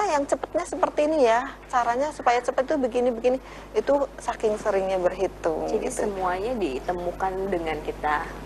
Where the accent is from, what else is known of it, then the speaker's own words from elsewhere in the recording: Java, Indonesia; first language Javanese; Indonesian is a second language; Saya kan orang Jawa nih. Mm -hmm begitu masuk sini itu ya bahasa Jawa saya banyak yang hilang karena oh. sudah lama nih di sini.